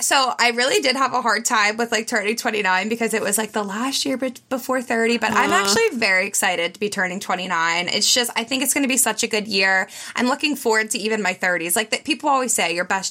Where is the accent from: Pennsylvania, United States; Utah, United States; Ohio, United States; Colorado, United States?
Pennsylvania, United States; Pittsburgh; I've always lived in the area. I'm from Pittsburgh, like suburb of Pittsburgh